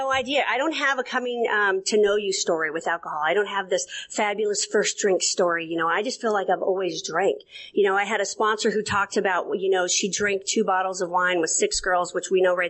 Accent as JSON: {"language": "English", "region": "Montana", "country": "United States", "also_born_or_lived": "San Carlos Indian Reservation, Arizona", "moved": "yes", "lives_now": "Texas, United States", "said": "I am from the great state of Montana. Although I'm doing time in Texas"}